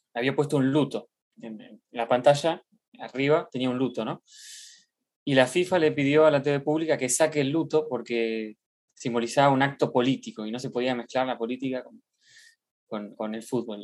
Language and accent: Spanish; Argentina; como argentino